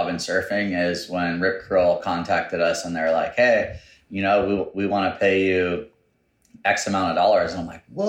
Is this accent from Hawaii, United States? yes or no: yes; North Shore, Oahu, Hawaii, United States; born and raised on the North Shore. I was born in Kahuku Hospital, 1983